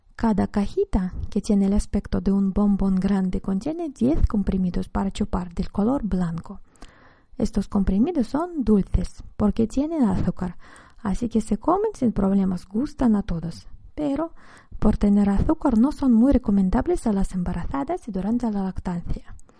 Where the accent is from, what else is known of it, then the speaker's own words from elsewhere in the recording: Russia; En mi infancia en la Unión Soviética